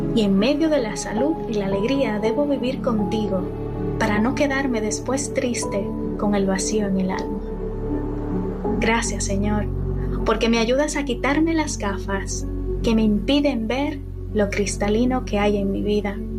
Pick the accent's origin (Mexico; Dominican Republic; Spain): Dominican Republic; moved away as an adult; soy de República Dominicana